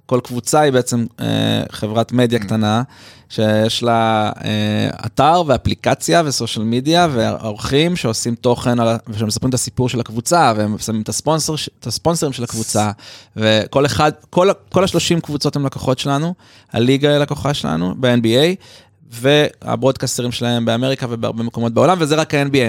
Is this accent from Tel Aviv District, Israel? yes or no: yes; Tel Aviv, Tel Aviv District, Israel; אז גדלתי בתל אביב